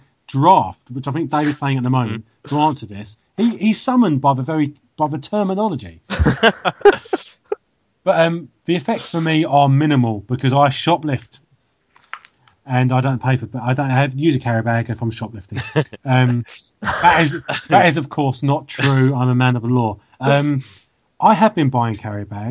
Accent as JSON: {"language": "English", "country": "United Kingdom", "said": "being British"}